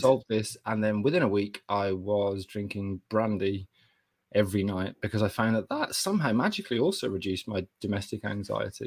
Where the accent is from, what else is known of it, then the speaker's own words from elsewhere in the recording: Kidderminster, West Midlands, United Kingdom; I'm from Kidderminster